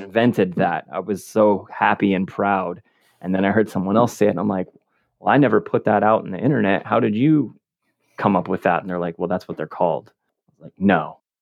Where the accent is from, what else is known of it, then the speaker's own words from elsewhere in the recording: West Coast, United States; I'm from the West Coast